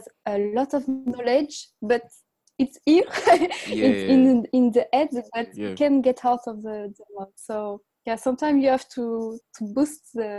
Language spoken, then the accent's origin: English; France; I'm from France